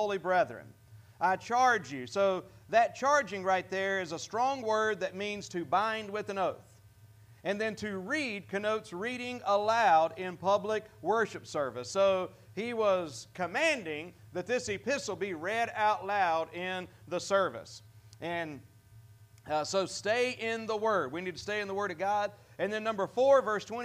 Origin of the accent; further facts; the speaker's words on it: United States; As American